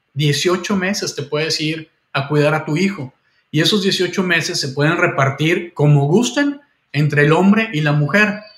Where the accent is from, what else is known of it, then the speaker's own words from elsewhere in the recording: Mexico; moved away; also born or lived in Vancouver, Canada; yo tengo eh, doble nacionalidad, soy canadiense también y, mexicano